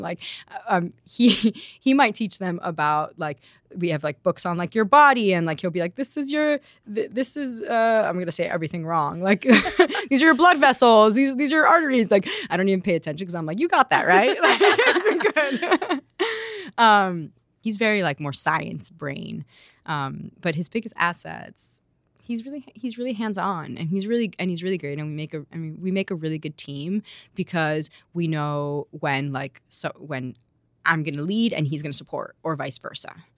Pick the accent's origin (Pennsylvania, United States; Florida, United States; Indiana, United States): Florida, United States; Miami; also born or lived in Madrid, Spain; we grew up in Miami